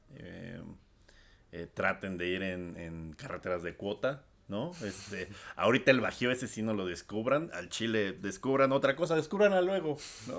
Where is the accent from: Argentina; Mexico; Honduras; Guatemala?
Mexico; al ser nosotros de esa nacionalidad